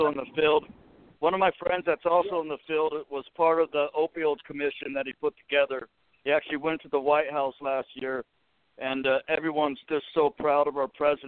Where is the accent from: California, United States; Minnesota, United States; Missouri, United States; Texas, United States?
California, United States; Inglewood; I was born in Inglewood.